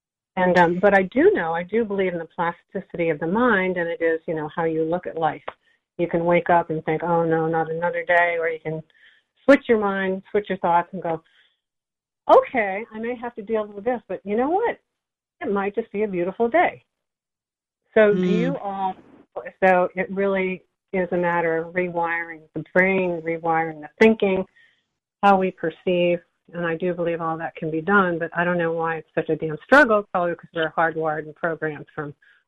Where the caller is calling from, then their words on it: Nyack, New York, United States; I'm calling from Nyack, New York.